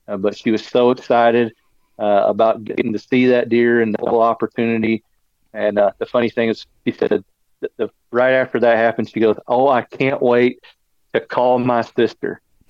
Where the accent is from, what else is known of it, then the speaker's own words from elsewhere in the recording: Branson, Missouri, United States; I was born in Branson, still live in the area. The Ozarks is what I call home, and right here down on the Arkansas-Missouri line for my entire life.